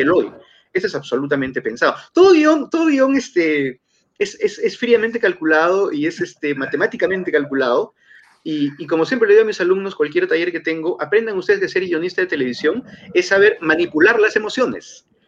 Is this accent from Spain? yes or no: no; Peru; now in Lima, Peru; Como peruano